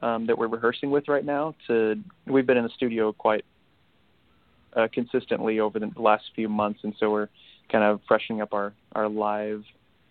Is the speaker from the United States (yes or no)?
yes; Northern California, United States; Northern California, especially in my hometown